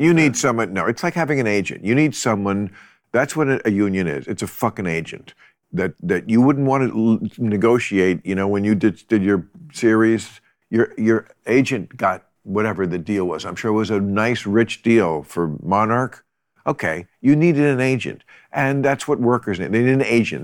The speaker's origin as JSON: {"language": "English", "town": "River Vale", "region": "New Jersey", "country": "United States", "tie": "born or raised there", "said": "I grew up in New Jersey"}